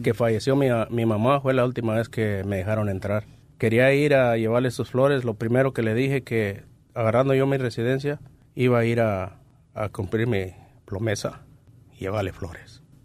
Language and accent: Spanish; Pénjamo, Guanajuato, Mexico; moved away; Soy de Pénjamo, Guanajuato.